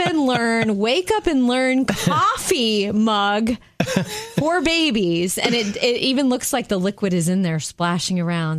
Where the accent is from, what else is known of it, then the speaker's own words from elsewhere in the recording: Jupiter, Florida, United States; moved away; I fly home to my hometown in Jupiter, Florida